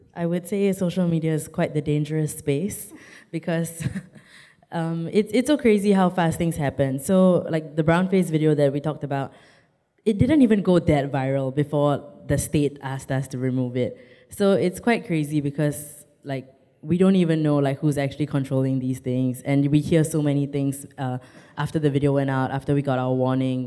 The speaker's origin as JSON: {"language": "English", "country": "Singapore", "said": "I'm Singaporean."}